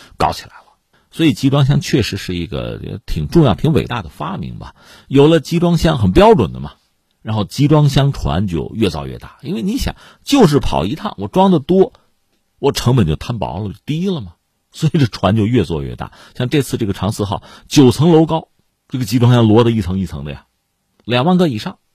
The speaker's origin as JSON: {"language": "Chinese", "country": "China", "said": "我们中国人"}